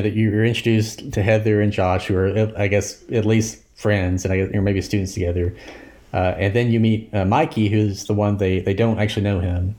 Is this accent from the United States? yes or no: yes; Alabaster, Alabama, United States; I grew up in Alabaster, back in the eighties, when I was a child